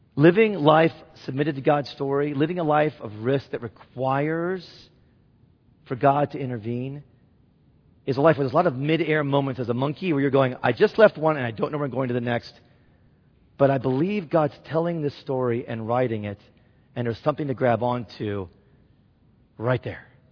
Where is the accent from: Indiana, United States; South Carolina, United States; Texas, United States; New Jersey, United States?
Indiana, United States; Indianapolis; now in Wheaton, United States; my hometown of Indianapolis